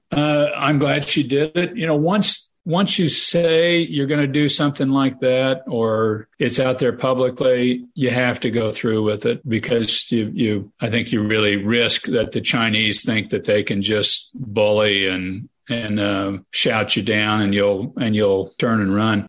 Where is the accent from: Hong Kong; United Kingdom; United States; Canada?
United States; Kansas; I'm from Kansas.